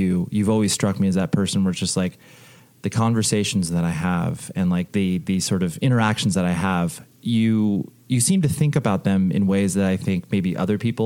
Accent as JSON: {"language": "English", "town": "Las Vegas", "region": "Nevada", "country": "United States", "tie": "born or raised there", "moved": "yes", "lives_now": "Southern California, United States", "said": "my hometown that I was born"}